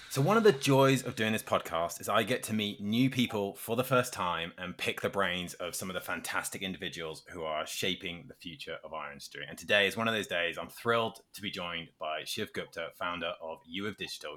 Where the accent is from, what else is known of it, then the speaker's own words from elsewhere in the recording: United Kingdom; as a Brit